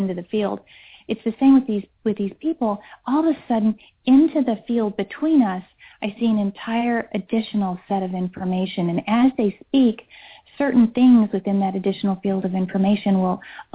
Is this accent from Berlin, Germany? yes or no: no; Hesse, Germany; moved away; also born or lived in Switzerland; I grew up in Germany and in Switzerland, but Germany is where I really experienced this the most